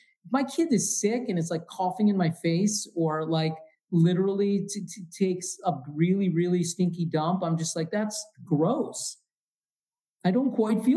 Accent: Midwest, United States; I'm from the Midwest.

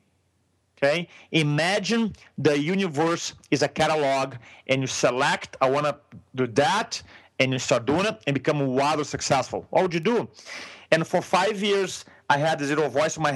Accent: Brazil; first language Portuguese; English is a second language; moved away as an adult; now in San Diego, United States; I'm from Brazil. In a moment, you're going to realize with my accent

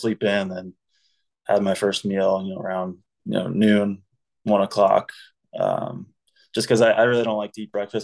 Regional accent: United States; being an American

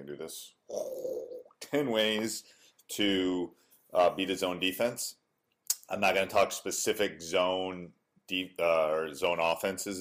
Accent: Wisconsin, United States; born or raised there

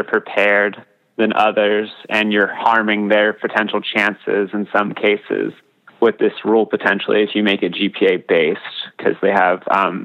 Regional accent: hometown of Navarro Community College, Texas, United States; Navarro Community College in my hometown

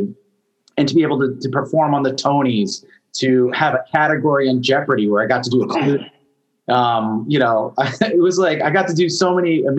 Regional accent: Half Moon Bay, California, United States; I grew up in Half Moon Bay, just south of the city

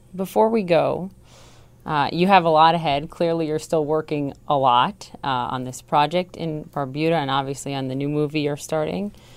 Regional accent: Minnesota, United States; moved away; I'm from Minnesota

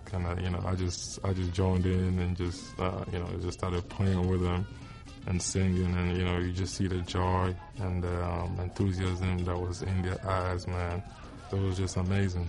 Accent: Accra, Greater Accra, Ghana; moved away as an adult; now in Detroit, United States; I was born and raised in Ghana

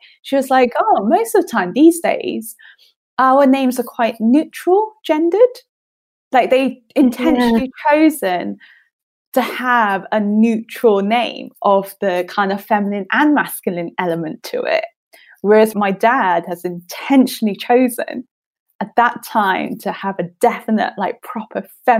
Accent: United Kingdom; born there; I only speak very little Chinese because I'm British born Chinese or something like that.

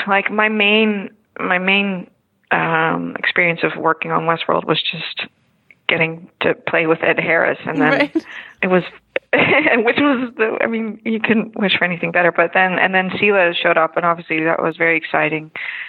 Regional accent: Netherlands; English is a second language; I'm from Holland, so this is all fake, you know, all the American stuff is fake.

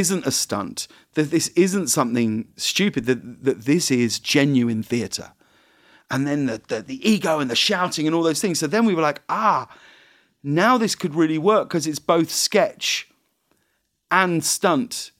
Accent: United Kingdom; I'm British

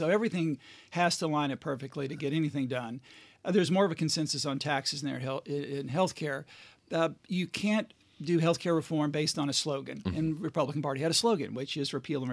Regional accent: Murray, Kentucky, United States; Murray, Kentucky. Western part of the state, right on the Tennessee border, about 10,000 people. Wonderful, idyllic place to grow up.

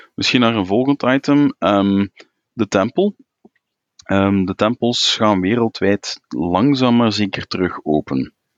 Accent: Belgium; België ja, is tweetalig. We hebben een, een, een, een Nederlandstalig gebied, Vlaanderen

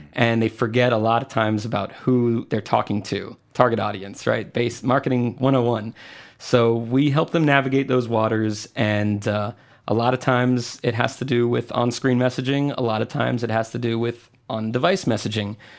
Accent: Puerto Rico; moved away as an adult; also born or lived in Tampa / New York; now in Atlanta, United States; originally, I'm from Puerto Rico, and I left when I was eighteen

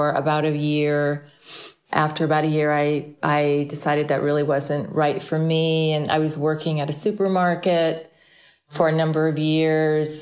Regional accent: Midway City, California, United States; also born or lived in Santa Ana, California; I was actually born in Santa Ana, California, Southern California, but I was raised in Midway City, also in Orange County, born and raised.

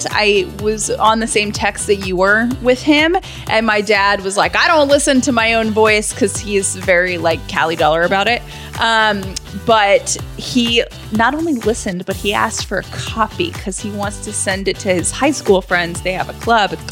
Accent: Canada; I'm from Canada.

